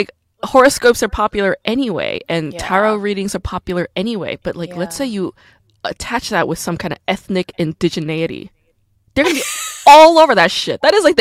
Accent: South Korea; born there; And also, I was born in Korea, which is, you know, faster in terms of time.

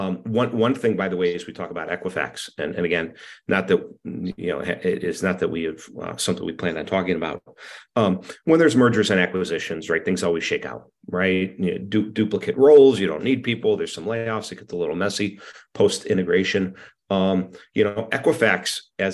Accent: Penfield, New York, United States; Penfield, New York, my hometown

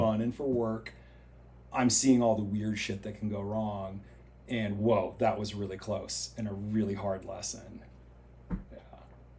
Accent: Vermont, United States; moved away; also born or lived in Chamonix; when I was a kid growing up in Vermont

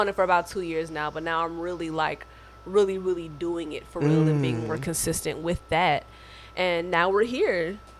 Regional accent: Dayton, Ohio, United States; moved away as an adult; now in Chicago, United States; I am from Dayton, Ohio. I went to an art school named Starvis School for the Arts back at home

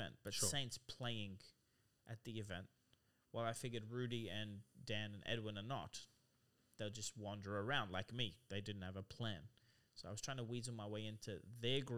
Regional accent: Australia; I'm also Aussie

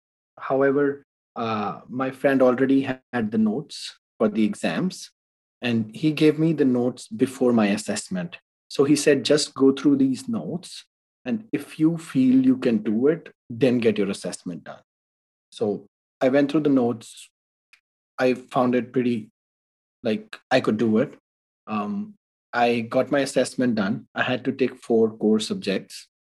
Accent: Delhi, India; English is a second language; moved away as an adult; I can write those exams in my home country as well, in Delhi.

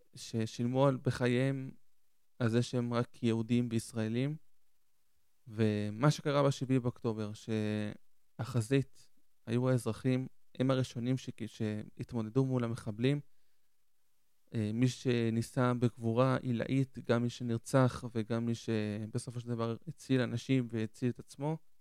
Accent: Ashdod, Southern District, Israel; also born or lived in Argentina; now in Ashkelon, Israel; אני במקור מארגנטינה, נולדתי בארגנטינה, עליתי עם הוריי בגיל חמש לארץ, ו... עלינו לעיר שקוראים לאשדוד, מניח שרובכם מכירים, והיינו שם 17 שנה, ועברנו לפני כמה שנים לאשקלון

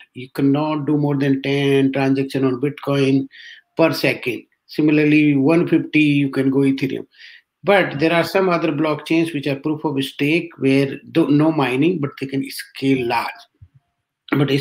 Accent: Rajasthan, India; moved away as an adult; also born or lived in Delhi / Bangalore / Ireland / Bay Area; I am from Rajasthan, basically born in a small village

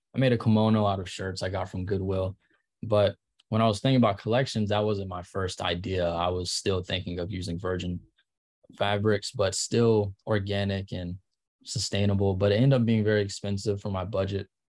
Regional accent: Charlotte, North Carolina, United States; moved away as an adult; also born or lived in Ohio; now in Los Angeles, United States; I grew up in Charlotte

